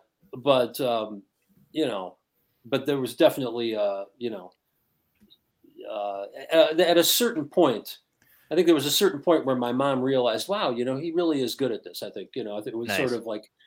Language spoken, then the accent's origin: English; Detroit, Michigan, United States; growing up in Detroit